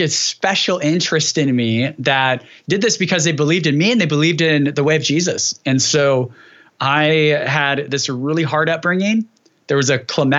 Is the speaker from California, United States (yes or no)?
yes; Dinuba, California, United States; Dinuba is where I grew